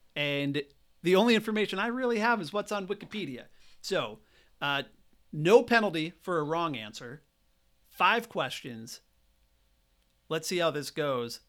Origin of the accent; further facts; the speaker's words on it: Great Falls, Montana, United States; my hometown of Great Falls